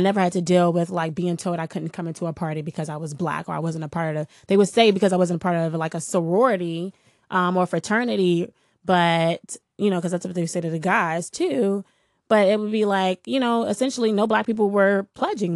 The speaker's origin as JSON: {"language": "English", "town": "Washington", "region": "District of Columbia", "country": "United States", "tie": "born or raised there", "said": "I'm from here. I'm from Washington D.C. I grew up in the Shaw Howard neighborhood"}